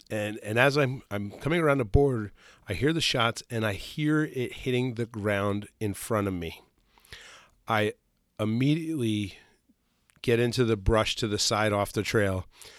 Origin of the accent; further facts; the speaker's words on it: New York, United States; Where I grew up downstate in Sullivan County, the Mohawk, the Mohegan Creek was, or Mongop, Mongop Creek, had a piece of state land